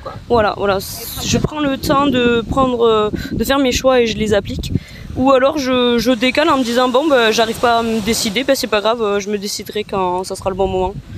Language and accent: French; France; comme on vient de France